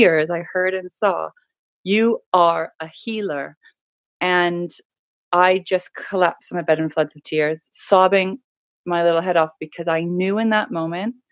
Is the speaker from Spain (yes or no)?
no; Canada; So I grew up in Canada in a really beautiful part of the world